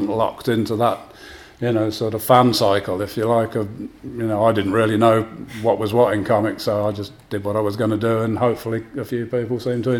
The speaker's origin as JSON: {"language": "English", "town": "Northampton", "region": "East Midlands", "country": "United Kingdom", "tie": "born or raised there", "said": "growing up in Northampton in the 1970s"}